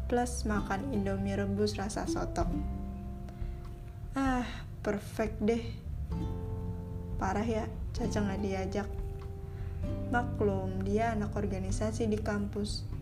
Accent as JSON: {"language": "Indonesian", "town": "Bandung", "region": "West Java", "country": "Indonesia", "tie": "born there", "said": "Aku lahir di Bandung 12 Oktober 2001. Yaps, aku sekarang 21 tahun."}